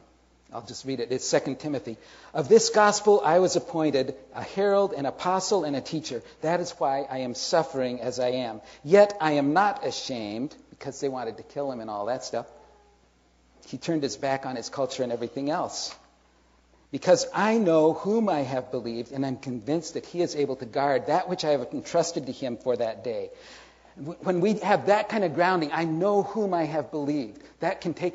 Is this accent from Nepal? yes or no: no; South Korea; I was born and raised in Korea. My parents were missionaries there. I am actually the third generation of my family born in Korea.